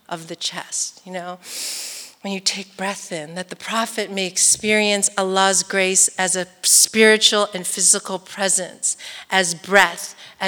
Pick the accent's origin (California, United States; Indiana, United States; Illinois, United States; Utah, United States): California, United States; East Bay, San Francisco Bay Area; I'm from the East Bay in the Bay Area.